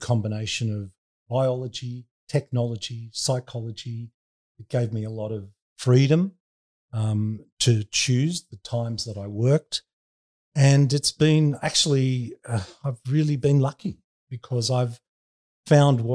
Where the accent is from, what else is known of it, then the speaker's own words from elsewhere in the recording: Sydney, New South Wales, Australia; also born or lived in Bronte; I grew up in Bondi and I hung out at Bondi Beach